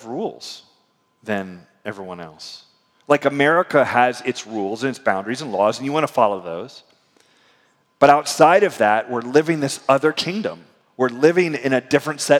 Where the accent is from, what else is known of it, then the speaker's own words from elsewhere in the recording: United States; as an American